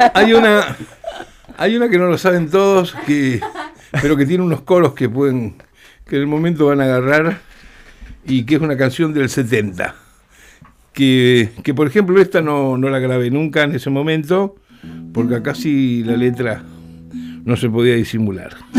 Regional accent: Rosario, Santa Fe, Argentina; moved away; Ahora recién llegué anoche de Rosario, de mis pagos

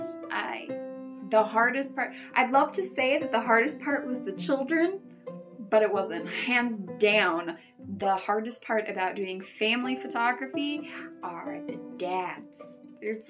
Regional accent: Coeur d'Alene, Idaho, United States; moved away as an adult; now in Mountain Home, United States; I am from the Coeur d'Alene area up in northern Idaho.

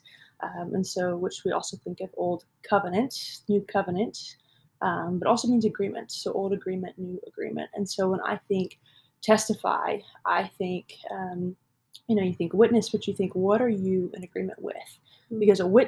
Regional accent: Houston, Texas, United States; I grew up here in Houston. Lived here my whole life

